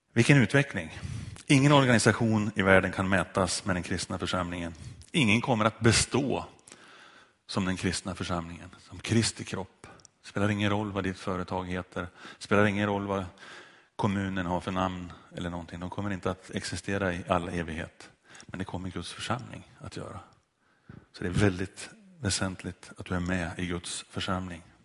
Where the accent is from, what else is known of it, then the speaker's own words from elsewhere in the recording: Sundsvall, Västernorrland County, Sweden; strax utanför en kyrka i Sundsvall där jag växte upp